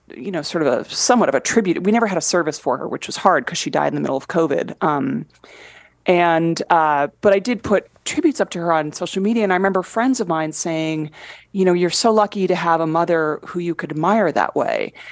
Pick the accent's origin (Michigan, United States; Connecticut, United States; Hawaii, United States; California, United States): Connecticut, United States; Fairfield County; growing up in Fairfield County, Connecticut